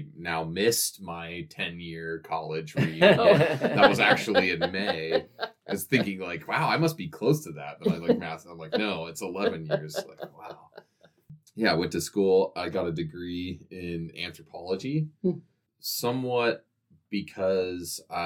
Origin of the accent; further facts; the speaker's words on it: Coeur d'Alene, Idaho, United States; moved away as an adult; also born or lived in Missoula, Montana; I grew up in Coeur d'Alene. And I was born and raised there. So I lived there all the way till I graduated high school